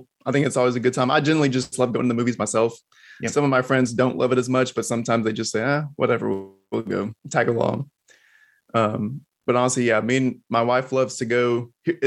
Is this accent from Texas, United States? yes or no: yes; Texas, United States; moved away as an adult; now in Florida, United States; I'm a natural Texan. I was born and raised in Texas, but we're over here in Florida for a spell now